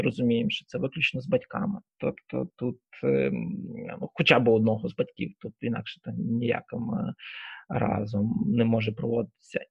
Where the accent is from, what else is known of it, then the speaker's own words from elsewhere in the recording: Lviv, Lviv Oblast, Ukraine; сам я Саме ріс у Львові на Сихові